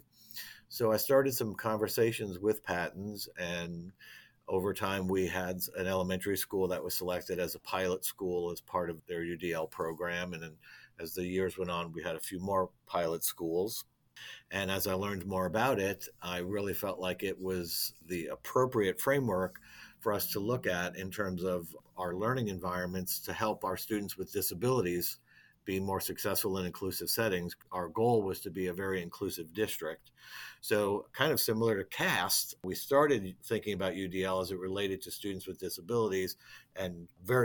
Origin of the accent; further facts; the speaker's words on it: New York City, New York, United States; moved away as an adult; also born or lived in Dayton, Ohio / Bloomington, Indiana; now in Columbus, Indiana, United States; I was born and raised in the Bronx in New York City